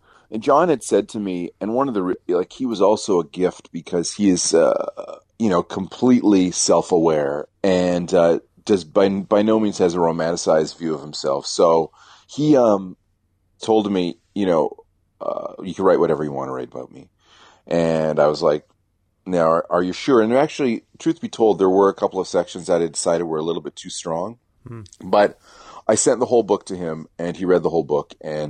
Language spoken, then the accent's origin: English; the South, United States; I'm a Southerner, right?